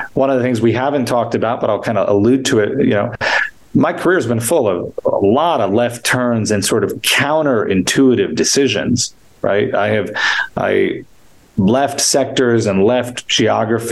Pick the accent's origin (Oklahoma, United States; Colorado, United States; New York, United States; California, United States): New York, United States; I grew up in New York, and sports were a big part of my nourishment